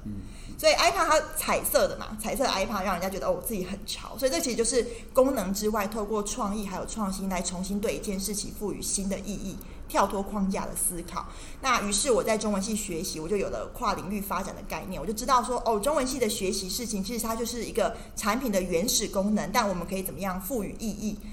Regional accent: Tainan, Taiwan; moved away as an adult; also born or lived in Beijing / Taipei; 我其实是来自于台南的一个小孩，那我中文系毕业之后呢，我先到了北京清华大学就读新闻与传播学院，而后到中天新闻台担任，一开始是担任财经记者，后来转了医疗教育

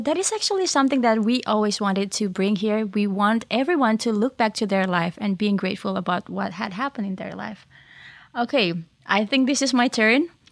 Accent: Indonesia; moved away; I'm from Indonesia

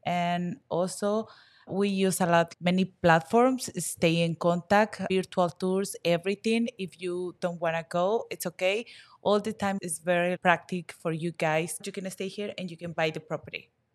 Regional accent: Guadalajara, Jalisco, Mexico; English is a second language; now in Los Cabos, Mexico; I am originally from Guadalajara

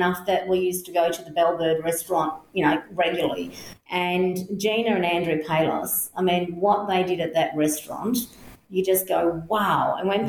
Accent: Healesville, Victoria, Australia; The longest I've been out of Healesville was a month in my entire life.

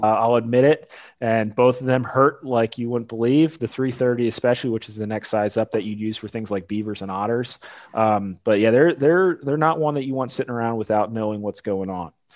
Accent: Pennsylvania, United States; moved away as an adult; also born or lived in Illinois / Delaware; now in Kentucky, United States; I'm originally from Pennsylvania.

